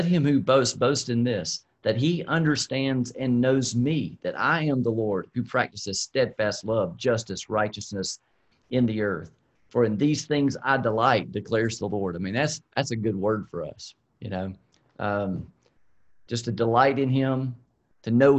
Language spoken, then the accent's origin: English; South Georgia, United States; when I was growing up down in South Georgia